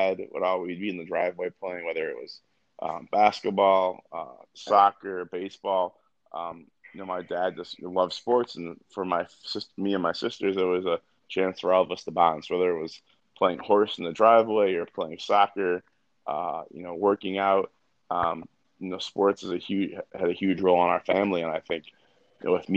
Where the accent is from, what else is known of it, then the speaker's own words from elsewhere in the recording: Highland Park, Illinois, United States; growing up in Highland Park